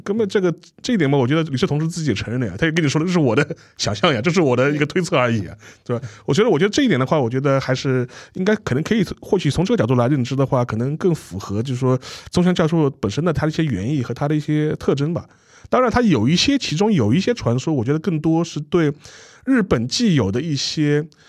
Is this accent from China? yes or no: yes; China; 我们中国人